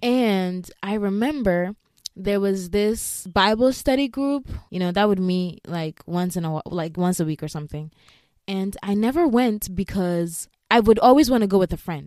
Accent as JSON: {"language": "English", "country": "Ghana", "tie": "born or raised there", "moved": "yes", "said": "I grew up in Ghana, and if you know any African country, especially West Africa, we're just very heavily on God"}